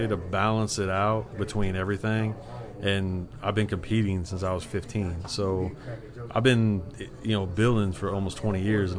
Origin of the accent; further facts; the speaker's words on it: Los Angeles, California, United States; now in St. Louis, United States; Because I'm from California. I grew up in Los Angeles.